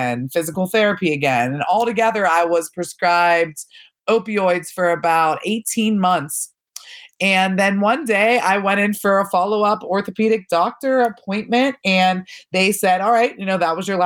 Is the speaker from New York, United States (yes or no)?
no; Pittsburgh, Pennsylvania, United States; I grew up in the North Hills of Pittsburgh with my parents and two younger siblings